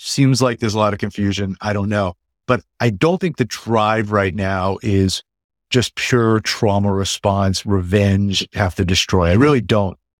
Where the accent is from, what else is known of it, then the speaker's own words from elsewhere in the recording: New York area, United States; also born or lived in Jerusalem, Israel / Southeast Massachusetts; now in Massachusetts, United States; I grew up in the New York area